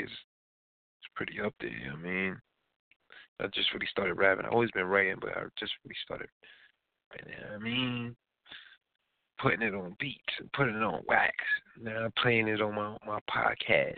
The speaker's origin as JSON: {"language": "English", "town": "New York City", "region": "New York", "country": "United States", "said": "I'm an NY guy, my guy. Yeah, I'm from Queens."}